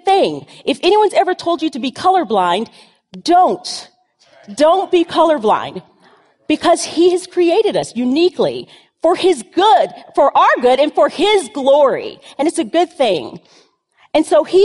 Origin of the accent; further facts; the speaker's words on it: the South, United States; I grew up in the South